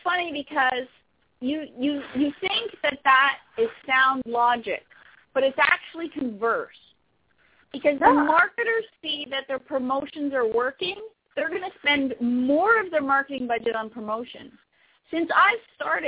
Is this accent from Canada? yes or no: yes; Canada; I am from Canada